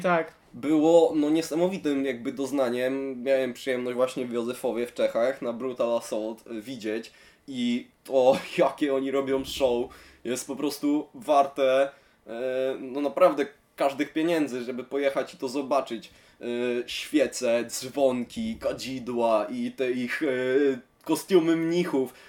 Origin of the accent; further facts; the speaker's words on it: Szczecin, West Pomeranian Voivodeship, Poland; jestem ze Szczecina